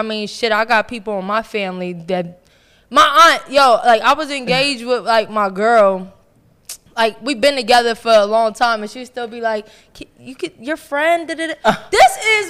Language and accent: English; Puerto Rico; my little Puerto Rican eyes.